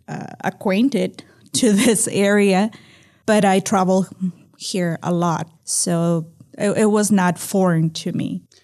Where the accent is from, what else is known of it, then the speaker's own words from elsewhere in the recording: Delicias, Chihuahua, Mexico; now in El Paso, United States; I was born in Delicias, Chihuahua, Chihuahua City. Uh, so I spent most of my life there in Mexico